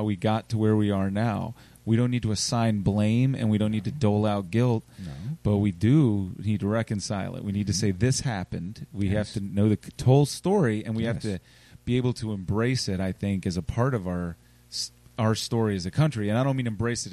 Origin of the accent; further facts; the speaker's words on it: Richmond, Virginia, United States; I grew up in Churchill and I know that that was Powhatan's summer camp right around there, Chimborazo